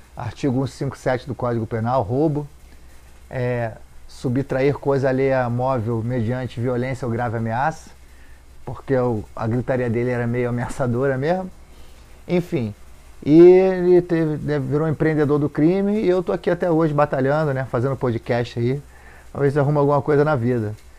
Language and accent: Portuguese; Rio de Janeiro, Brazil; desci lá no Moneró, onde eu me criei.